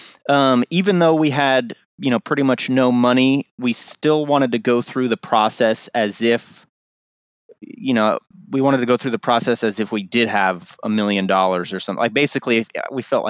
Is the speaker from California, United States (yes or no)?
yes; Pleasanton, California, United States; also born or lived in Los Angeles; I was raised up here in Pleasanton